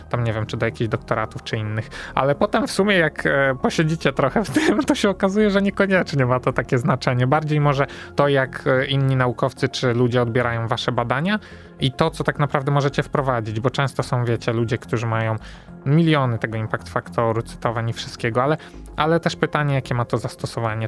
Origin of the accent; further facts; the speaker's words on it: Wrocław, Lower Silesian Voivodeship, Poland; jestem wrocławianinem rodowitym